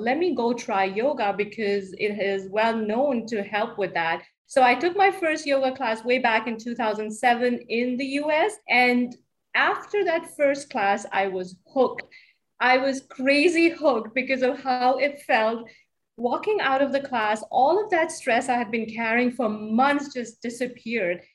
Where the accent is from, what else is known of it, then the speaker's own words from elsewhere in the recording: Hamilton, New Jersey, United States; also born or lived in Chicago; in my hometown